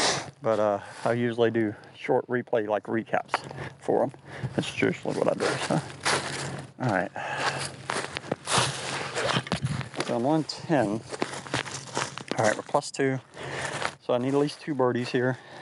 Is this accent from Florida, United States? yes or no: yes; Florida, United States; I'm from Florida